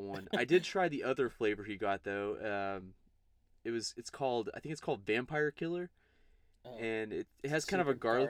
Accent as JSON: {"language": "English", "town": "Wichita Falls", "region": "Texas", "country": "United States", "tie": "born or raised there", "moved": "as an adult", "lives_now": "Dallas, United States", "said": "I live in Dallas and Blake lives 2 hours away north in, my hometown in Wichita Falls."}